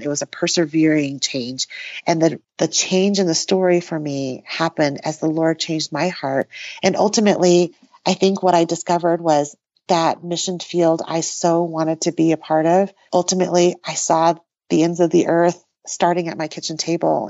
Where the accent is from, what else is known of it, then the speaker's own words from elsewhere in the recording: New Mexico, United States; also born or lived in Taiwan; I was born in Taiwan and moved to the U S when I was three. And as an immigrant family, we learned English and, uh, found our way to New Mexico